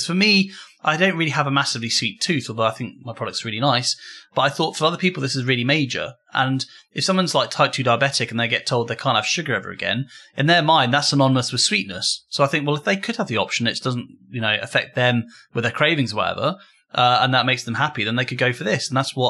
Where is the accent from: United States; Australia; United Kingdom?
United Kingdom; We're British.